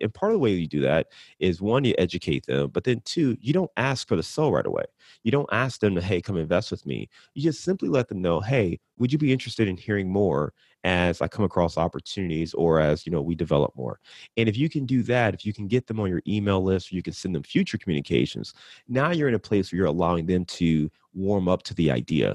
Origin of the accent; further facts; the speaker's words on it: Cleveland, Ohio, United States; I'm from Cleveland